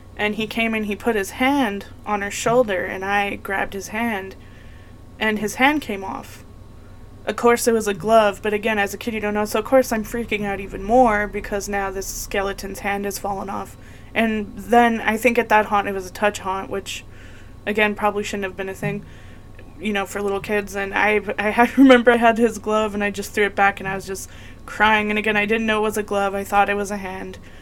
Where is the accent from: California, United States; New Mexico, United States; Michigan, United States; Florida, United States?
New Mexico, United States; Las Cruces; now in Arizona, United States; I grew up in Las Cruces, New Mexico